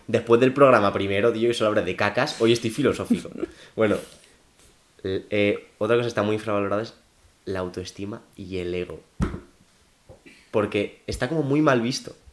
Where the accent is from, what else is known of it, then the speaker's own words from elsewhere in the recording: Valencian Community, Spain; now in Madrid, Spain; voy a Valencia y me bajo del metro en mi pueblo